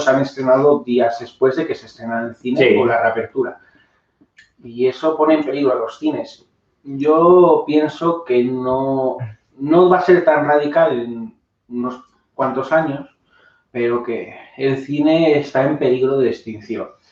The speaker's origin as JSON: {"language": "Spanish", "country": "Spain", "tie": "born or raised there"}